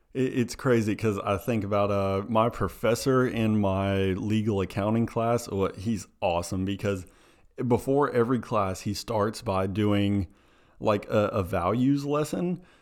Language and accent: English; Tennessee, United States; we're, we're from Tennessee